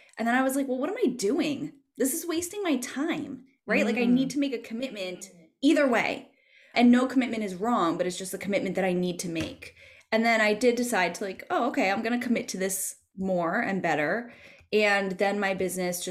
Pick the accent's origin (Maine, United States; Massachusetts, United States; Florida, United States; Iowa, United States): Massachusetts, United States; moved away as an adult; now in New York, United States; I grew up in Massachusetts and I moved to New York when I was 24